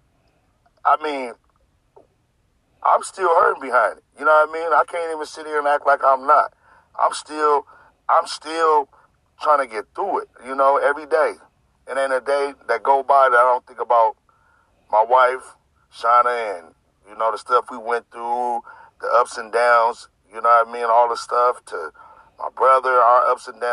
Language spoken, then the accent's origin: English; Sacramento, California, United States; I grew up in the Del Paso Heights community, you know, Sacramento, California